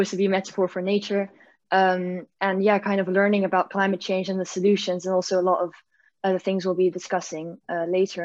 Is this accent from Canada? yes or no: no; Belgium; now in Netherlands; I'm from Belgium originally, but I live in the Netherlands